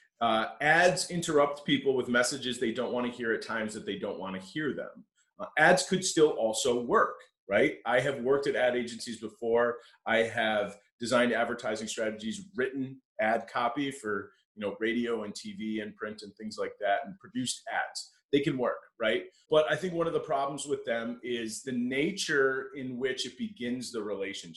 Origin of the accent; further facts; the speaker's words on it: Connecticut, United States; moved away as an adult; now in Buffalo, United States; I grew up in Connecticut, and I went to St. Bonaventure University, which is what brought me to Western New York